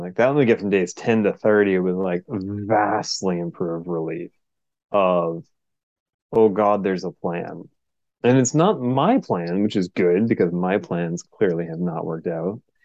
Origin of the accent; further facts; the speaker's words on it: Portland, Oregon, United States; I'm from Portland, Oregon